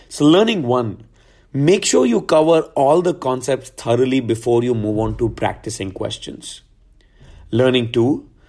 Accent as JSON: {"language": "English", "town": "Gurgaon", "region": "Haryana", "country": "India", "also_born_or_lived": "New Delhi", "said": "I'm from Gurgaon. Um, I went for high school to D P S for Sant Kunjan, New Delhi"}